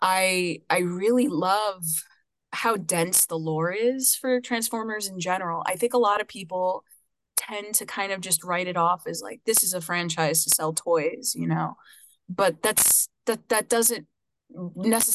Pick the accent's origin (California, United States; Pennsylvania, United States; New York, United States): New York, United States; New York City; I am from Brooklyn, New York originally. I was raised in Coney Island in a beautiful mixed Afro-Puerto Rican family.